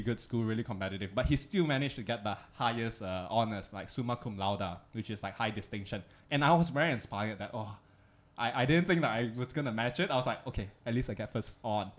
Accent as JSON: {"language": "English", "country": "Malaysia", "also_born_or_lived": "Singapore", "moved": "yes", "lives_now": "Hong Kong", "said": "us being Malaysians"}